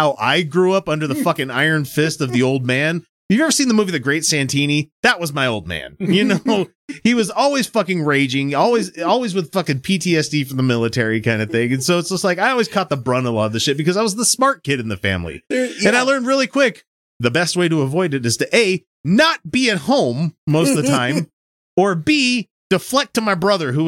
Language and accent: English; Mississippi, United States; Capital punishment was still a thing in Mississippi when I was going to school there